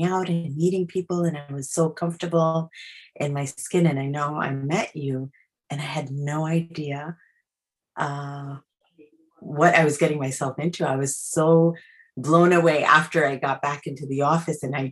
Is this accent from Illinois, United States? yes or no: no; New York City, New York, United States; I was born in Queens